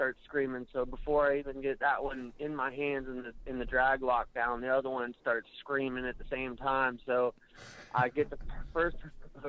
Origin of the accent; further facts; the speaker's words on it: Daytona Beach, Florida, United States; I'm from Daytona area